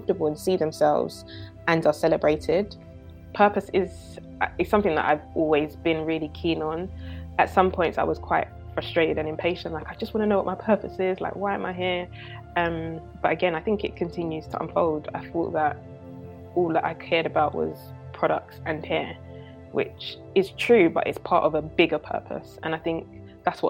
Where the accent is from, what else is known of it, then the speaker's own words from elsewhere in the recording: London, United Kingdom; also born or lived in Enfield / New York; I grew up in North London, was born and raised in Edmonton, then moved to Enfield a bit later